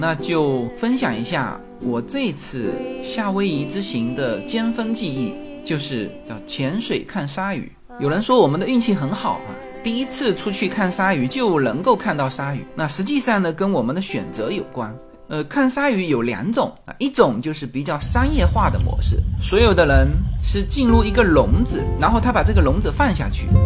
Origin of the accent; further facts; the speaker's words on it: southern China, China; now in California, United States; 我们来自中国南方的家庭